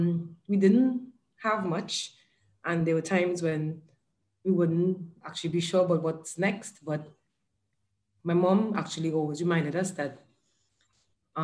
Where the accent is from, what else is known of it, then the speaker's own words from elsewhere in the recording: Trinidad & Tobago; moved away as an adult; now in Dubai, United Arab Emirates; I'm originally from Trinidad and Tobago in the Caribbean.